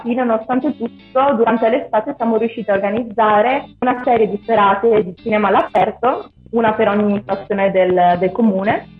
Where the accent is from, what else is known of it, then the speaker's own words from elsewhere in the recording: San Gregorio nelle Alpi, Veneto, Italy; moved away as an adult; la mia infanzia a San Gregorio è stata molto ricca di eventi